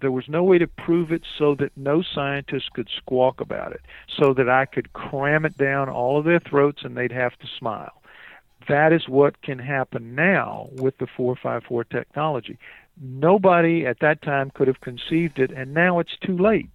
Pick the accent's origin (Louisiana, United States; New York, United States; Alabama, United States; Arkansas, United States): Louisiana, United States; New Orleans; I'm from New Orleans